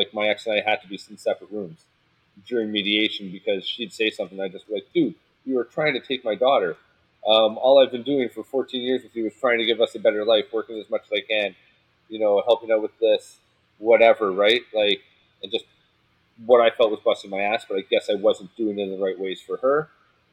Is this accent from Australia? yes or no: no; Canada; I'm Canadian up here, right?